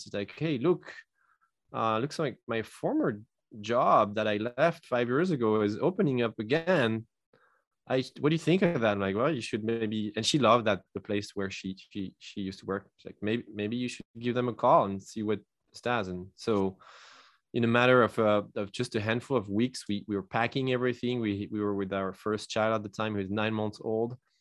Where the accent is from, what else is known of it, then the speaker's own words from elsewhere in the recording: France; English is a second language; moved away as an adult; now in United States; I'm not originally from the U S. I come from France, and I immigrated here in two thousand eight.